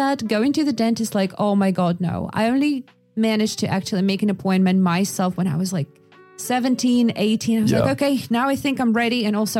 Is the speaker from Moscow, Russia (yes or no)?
no; Yakutia, Sakha Republic, Russia; So the thing is that I was growing up in Yakutia, which is, you know, a very remote place.